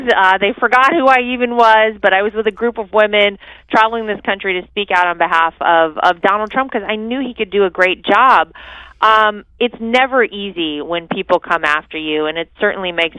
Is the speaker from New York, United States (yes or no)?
no; North Carolina, United States; my home state of North Carolina